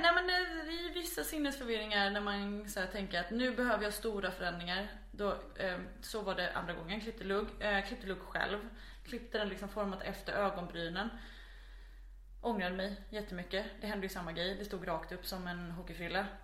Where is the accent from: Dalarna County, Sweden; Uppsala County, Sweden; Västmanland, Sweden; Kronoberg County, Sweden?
Kronoberg County, Sweden; Växjö; now in Malmö, Sweden; jag är född i ehm, Växjö som ligger i ja, centrala Småland. Jag är uppvuxen strax utanför Växjö